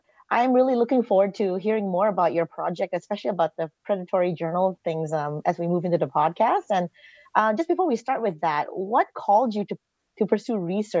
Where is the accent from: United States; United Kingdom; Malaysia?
Malaysia; first language English; moved away; although I consider English to be my first language, I'm originally from Malaysia.